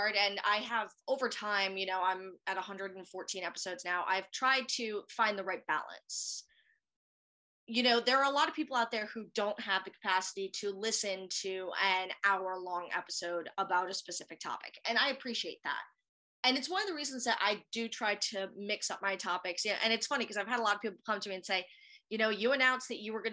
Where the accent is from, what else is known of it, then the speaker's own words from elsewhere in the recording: Rhode Island, United States; moved away as an adult; also born or lived in Savannah, Georgia; now in Atlanta, United States; I am a native of New England, I was born and raised in Rhode Island, the tiny state with very many cemeteries.